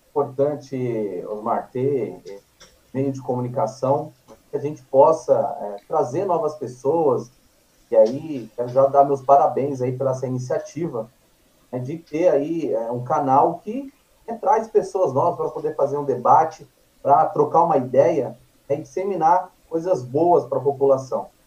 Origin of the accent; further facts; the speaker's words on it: Guarulhos, São Paulo, Brazil; moved away as an adult; also born or lived in Espírito Santo; now in Suzano, Brazil; eu venho para São Paulo com a minha família, com, eu tinha sete anos de idade, é, fui para morar em Guarulhos, então uhum. ali em Guarulhos estudei